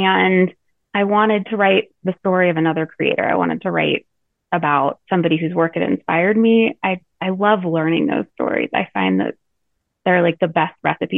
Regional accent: Colorado, United States; I grew up in Colorado

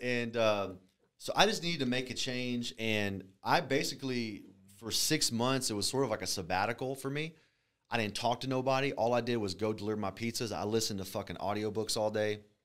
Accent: Alvin, Texas, United States; born or raised there; also born or lived in Galveston, Texas / Freeport, Texas

